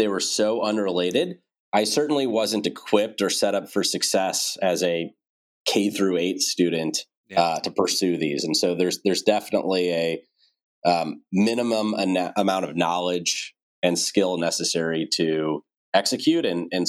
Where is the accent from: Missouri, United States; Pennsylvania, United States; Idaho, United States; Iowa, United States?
Missouri, United States; St. Louis; Well, I love St. Louis and I'm still here today. It's a great city to raise a family in, great schools, low cost of living, easy to get around, lots of parks. Great place to have grown up.